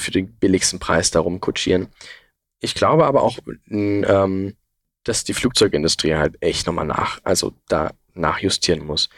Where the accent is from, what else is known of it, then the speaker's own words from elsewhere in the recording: Saxon Switzerland, Saxony, Germany; die sächsische Schweiz. Das ist halt einfach meine Heimat irgendwo und es ist sehr, sehr nah bei mir